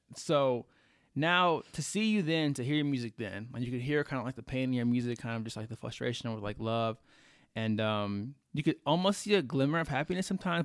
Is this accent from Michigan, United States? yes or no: no; Texas, United States; now in Colorado, United States; I'm from Texas